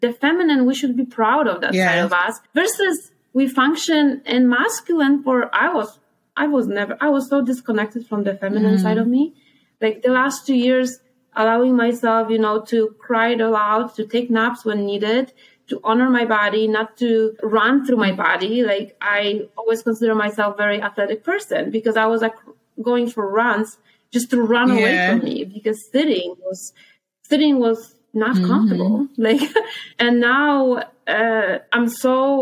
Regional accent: Poland; moved away; I am from Poland.

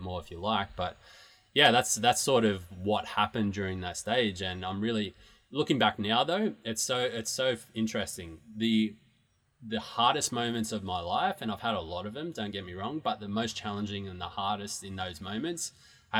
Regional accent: Newcastle, New South Wales, Australia; moved away; the city that I grew up in Newcastle in Australia

